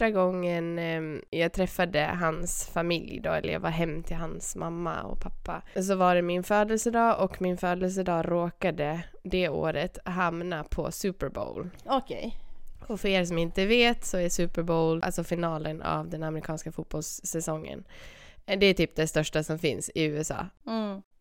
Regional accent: Sweden; jag är ju svensk, så jag är ju stel och blyg.

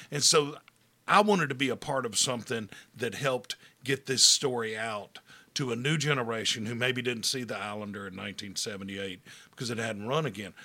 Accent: Hattiesburg, Mississippi, United States; I'm from Hattiesburg

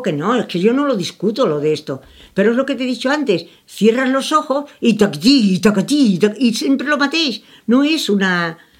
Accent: Andalusia, Spain; soy andaluza

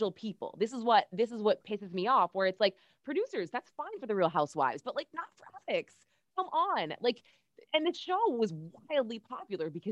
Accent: Manchester, New Hampshire, United States; moved away; I'm from New Hampshire and the Manchester area, which is actually where I went to high school

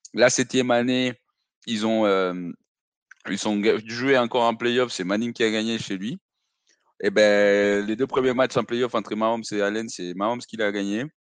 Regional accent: Mexico City, Mexico; moved away; Mexico, je, suis né, j'ai grandi là-bas

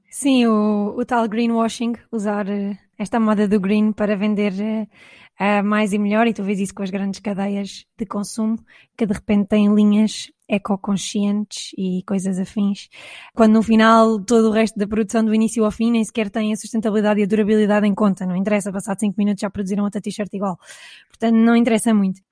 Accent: Caldas da Rainha, Leiria District, Portugal; eu sou da zona das Caldas da Rainha

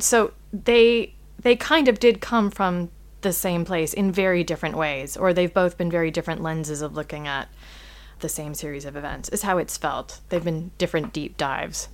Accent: United States; as an American

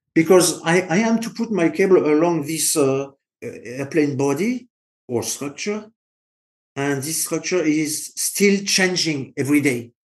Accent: France; accent: French; English is a second language; I'm French

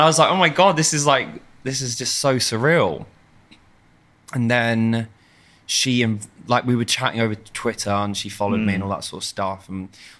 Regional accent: London, United Kingdom; I'm from South London, like very normal family

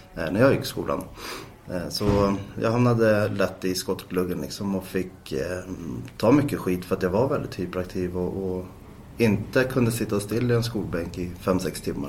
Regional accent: Täby, Stockholm County, Sweden; är född och uppvuxen i Täby. Bor i Täby norr om Stockholm

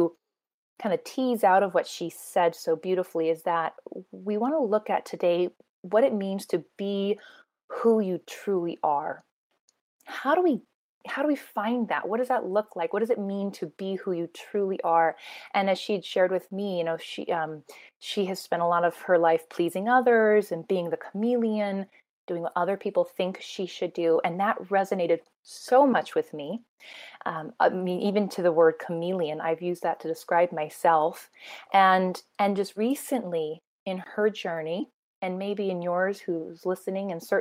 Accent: Sioux Falls, South Dakota, United States; here in my hometown of Sioux Falls

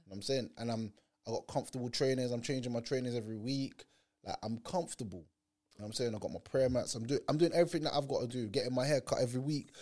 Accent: Jamaica; now in London, United Kingdom; I'm Jamaican

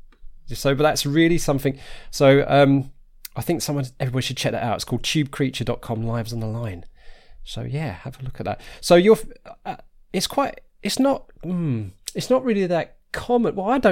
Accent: Harlow, East of England, United Kingdom; but I grew up in Arlow in Essex

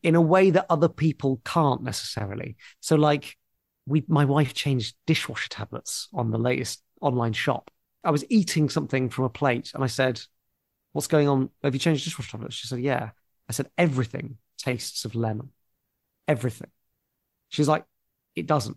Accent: Portsmouth, South East England, United Kingdom; moved away; I grew up in Portsmouth

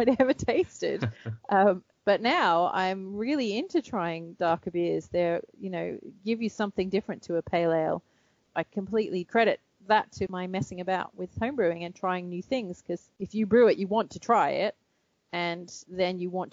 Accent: Australia; moved away; I'm Australian.

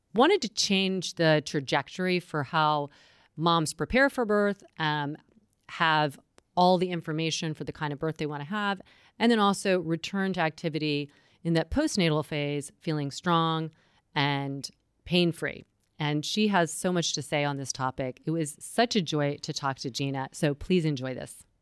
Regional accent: North Carolina, United States; my home state, North Carolina

